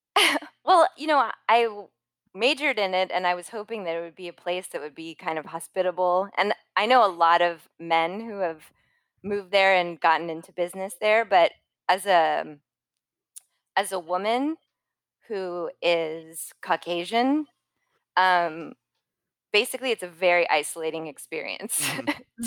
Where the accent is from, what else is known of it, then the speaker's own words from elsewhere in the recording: Los Angeles, California, United States; also born or lived in San Francisco; I'm from Los Angeles, born and raised. Um, I grew up in the Hollywood Hills